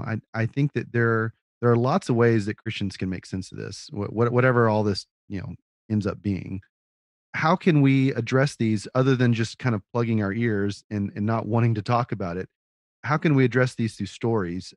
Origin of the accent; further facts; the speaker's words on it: Austin, Texas, United States; I grew up in Austin